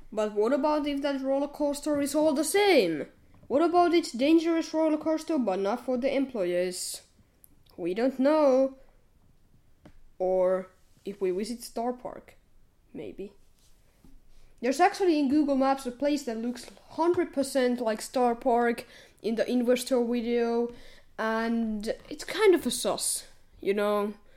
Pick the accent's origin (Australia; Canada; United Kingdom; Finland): Finland; we are from Finland